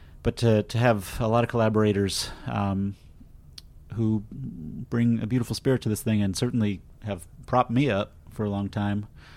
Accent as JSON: {"language": "English", "town": "Austin", "region": "Texas", "country": "United States", "tie": "born or raised there", "said": "And in Austin, my hometown, it's going to be at the AFS Cinema"}